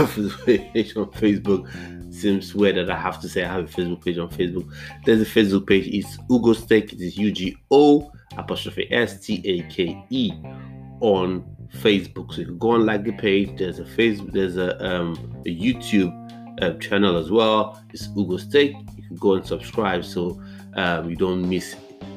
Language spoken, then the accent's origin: English; Nigeria; now in United Kingdom; I grew up, I was born in the UK, but I grew up in Nigeria.